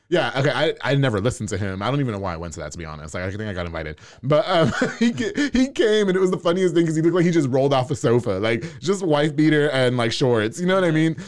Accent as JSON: {"language": "English", "region": "New York", "country": "United States", "tie": "born or raised there", "moved": "yes", "lives_now": "Waco, United States", "said": "I grew up in New York"}